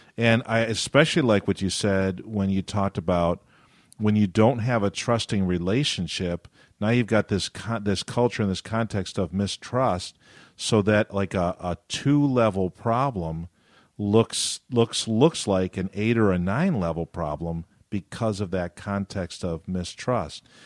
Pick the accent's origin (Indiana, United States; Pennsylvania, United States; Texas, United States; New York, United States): New York, United States; Western; I grew up in New York State